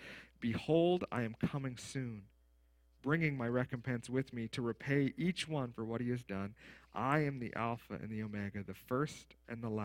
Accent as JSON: {"language": "English", "town": "Steinbach", "region": "Manitoba", "country": "Canada", "tie": "born or raised there", "said": "I grew up in Steinbach, right, the Mennonite Mecca of the world"}